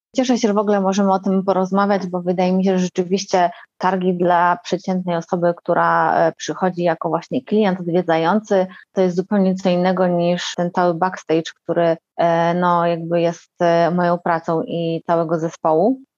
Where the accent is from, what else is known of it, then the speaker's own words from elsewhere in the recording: Warsaw, Masovian Voivodeship, Poland; jestem z Warszawy, mieszkam w Warszawie